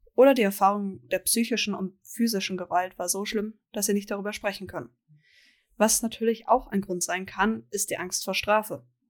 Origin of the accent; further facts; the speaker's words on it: Bavaria, Germany; meiner Heimat Bayern